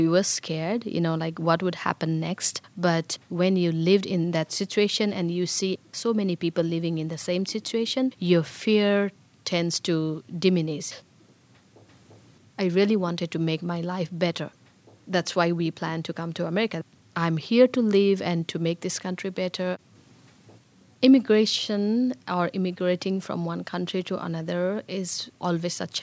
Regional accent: Bhutan; moved away as an adult; also born or lived in Nepal; now in Pittsburgh, United States; I was born in Bhutan

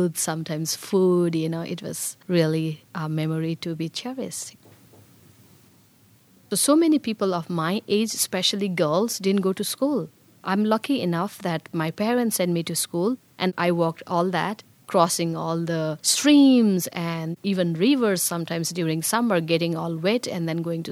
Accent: Bhutan; moved away as an adult; also born or lived in Nepal; now in Pittsburgh, United States; I was born in Bhutan

